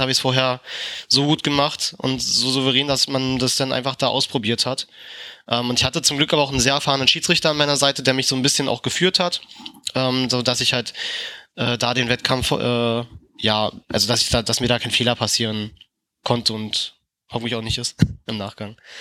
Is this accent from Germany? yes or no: yes; Berlin, Germany; für mich als Berliner